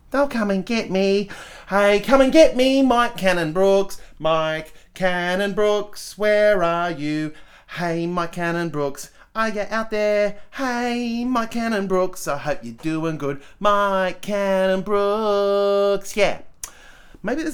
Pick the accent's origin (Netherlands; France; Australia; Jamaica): Australia; Adelaide, South Australia; also born or lived in Perth, Western Australia / Melbourne, Victoria; I say I'm from Adelaide, but I'm actually from Perth. I was born in Melbourne. We moved to Perth, I think within a month or something. And I was raised there until I was like 11. And then we moved... No, not 11, 10. And then we moved to Adelaide.